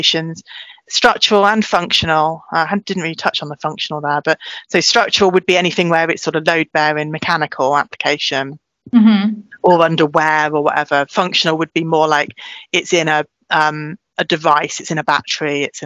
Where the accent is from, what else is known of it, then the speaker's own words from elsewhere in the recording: South Wales, United Kingdom; moved away; I grew up in South Wales. I lived near Cardiff, went to school there